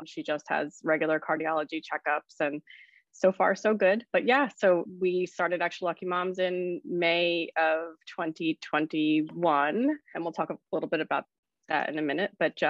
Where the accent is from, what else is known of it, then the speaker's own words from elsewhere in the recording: New Jersey, United States; So I am from New Jersey. I'm a mom of four.